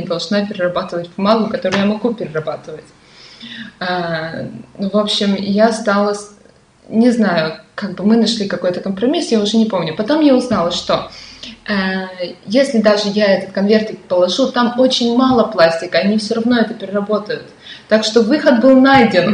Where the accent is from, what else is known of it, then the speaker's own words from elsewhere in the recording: Perm, Perm Krai, Russia; Пермь это очень классный город